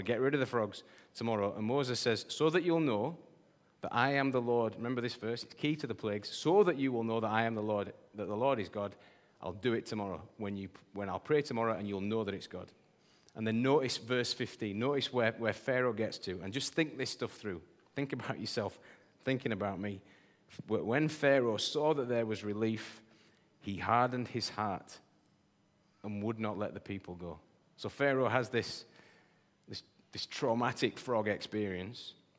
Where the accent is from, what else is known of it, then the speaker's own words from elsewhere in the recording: Yorkshire and the Humber, United Kingdom; I'm a Yorkshireman